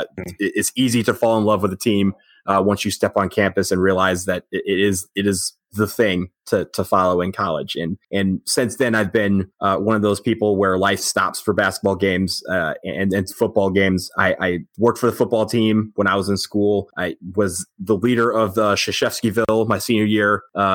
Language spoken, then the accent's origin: English; Detroit, Michigan, United States; I grew up in outside Detroit, Michigan. I'm not one of those lifelong Duke fans. I grew up a Michigan fan in my youth.